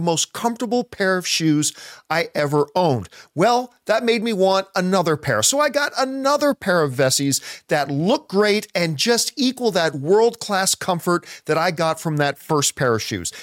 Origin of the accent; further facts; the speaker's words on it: Canada; growing up in Canadian winters